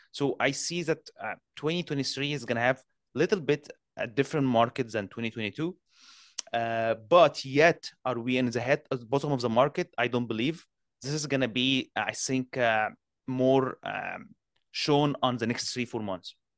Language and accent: English; Canada; I'm a Canadian